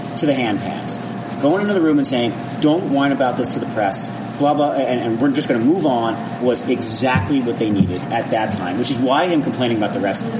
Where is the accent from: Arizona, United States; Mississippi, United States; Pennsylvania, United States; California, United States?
Pennsylvania, United States; Philadelphia suburbs; I'm from Philadelphia suburbs.